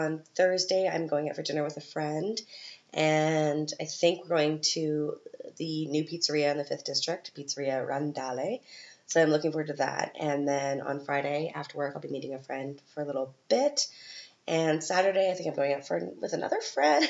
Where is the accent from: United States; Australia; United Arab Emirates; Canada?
Canada; moved away as an adult; now in Vienna, Austria; I'm from Canada